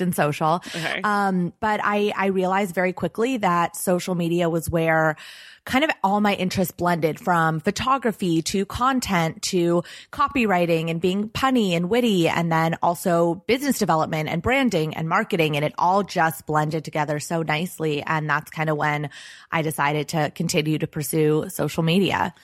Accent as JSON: {"language": "English", "town": "Los Angeles", "region": "California", "country": "United States", "tie": "born or raised there", "said": "I grew up in Los Angeles"}